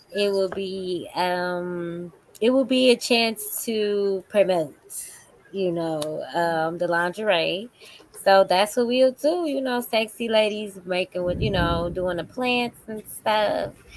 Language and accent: English; Chicago, Illinois, United States; also born or lived in Las Vegas; now in Atlanta, United States; I'm from Chicago. I know Midwest. how it is. We Midwest family